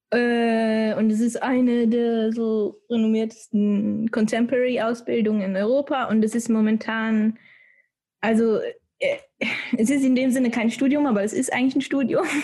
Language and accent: German; Switzerland; moved away as an adult; now in Munich, Germany; Ich bin boah, schon 21 Jahre alt jetzt. ähm, ich komme eigentlich ursprünglich aus der Schweiz und bin jetzt letzten September hier nach München gezogen, so ganz alleine.